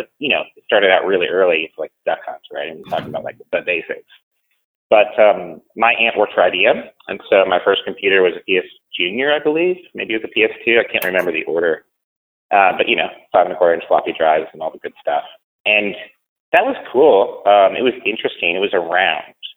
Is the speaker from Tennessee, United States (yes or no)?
no; Yorba Linda, California, United States; moved away as an adult; also born or lived in Pittsburgh / Philadelphia; now in Vermont, United States; So I grew up in Yorba Linda, California, which is in Orange County, sort of SoCal